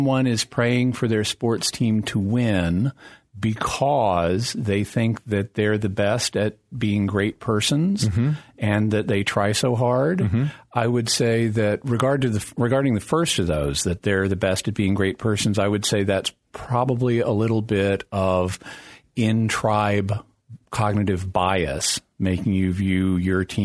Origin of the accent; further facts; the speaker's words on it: Fayetteville, Arkansas, United States; I grew up in Fayetteville, Arkansas, which is the hometown of the Razorbacks.